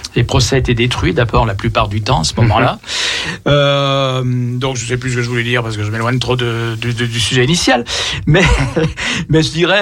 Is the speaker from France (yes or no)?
yes; Lyon, Auvergne-Rhône-Alpes, France; Nous sommes lyonnais